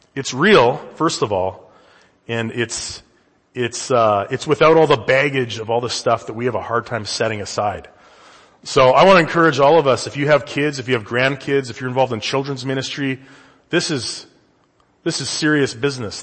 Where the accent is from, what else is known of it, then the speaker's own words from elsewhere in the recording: Canada; now in United States; I'm from the Great White North